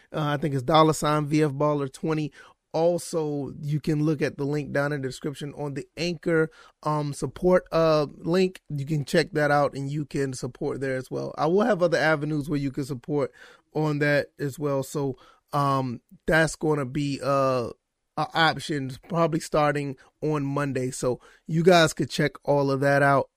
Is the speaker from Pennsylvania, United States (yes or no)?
no; Savannah, Georgia, United States; I was born and raised in Savannah, Georgia